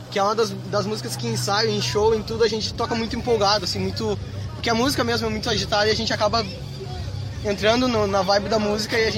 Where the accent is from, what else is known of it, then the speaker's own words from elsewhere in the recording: Porto Alegre, Rio Grande do Sul, Brazil; Surgiu de uma conversa de amigos lá na Redenção, em Porto Alegre, que a gente é de Porto Alegre.